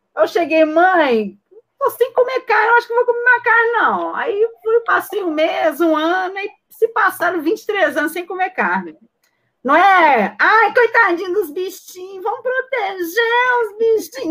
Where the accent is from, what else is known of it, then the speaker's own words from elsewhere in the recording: Belo Horizonte, Minas Gerais, Brazil; sou mineirinha de BH